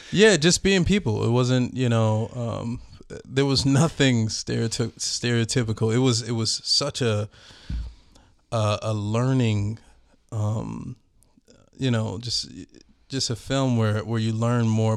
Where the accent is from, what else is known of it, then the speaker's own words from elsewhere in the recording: Minneapolis, Minnesota, United States; I'm from North Minneapolis